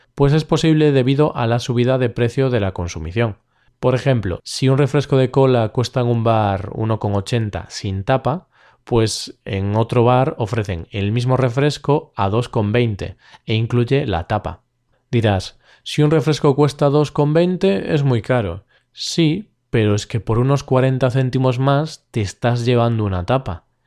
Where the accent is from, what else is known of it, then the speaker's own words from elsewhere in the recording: Galicia, Spain; mi tierra, Galicia